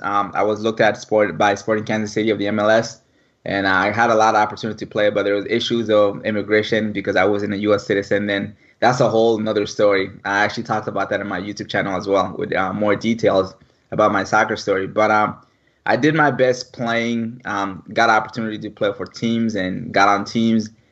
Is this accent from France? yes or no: no; Mali; moved away; born and raised in West Africa, Mali